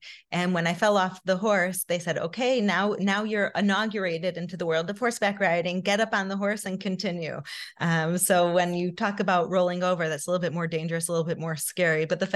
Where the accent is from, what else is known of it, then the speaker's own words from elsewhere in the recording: Chicago, Illinois, United States; moved away as an adult; now in Israel; I grew up in Chicago